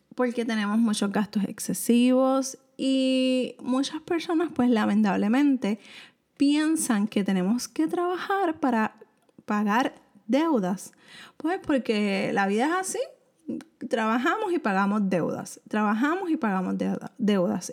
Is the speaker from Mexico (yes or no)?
no; Puerto Rico; soy de Puerto Rico